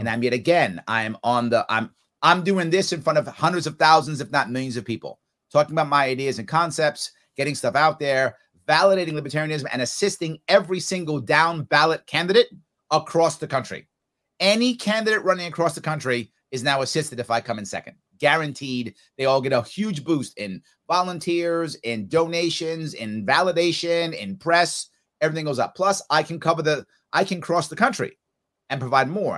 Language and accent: English; New York City, New York, United States; also born or lived in Long Island; I grew up in the Bronx and Long Island